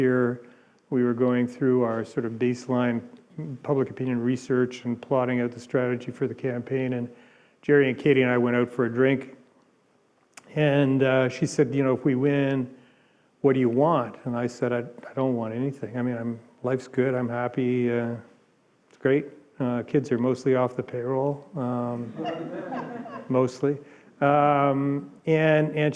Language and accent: English; Ontario, Canada; also born or lived in Washington; I grew up in Ontario.